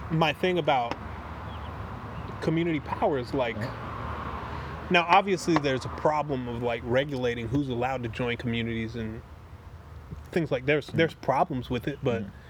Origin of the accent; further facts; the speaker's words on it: the South, United States; I am from the uh, like I grew up in the South.